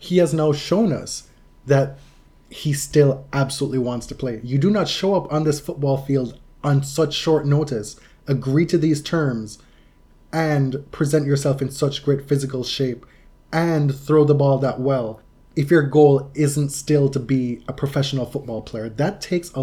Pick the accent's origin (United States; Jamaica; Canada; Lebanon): Jamaica; moved away; I'm Jamaican